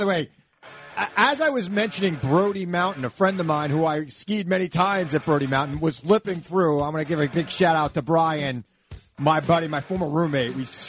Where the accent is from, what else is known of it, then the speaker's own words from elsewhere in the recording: Lake Ronkonkoma, New York, United States; also born or lived in Centereach, New York / Albany, New York; Lake Ronkonkoma, where I grew up in Lake Ronkonkoma, but I moved to Center Reach when I was in ninth grade.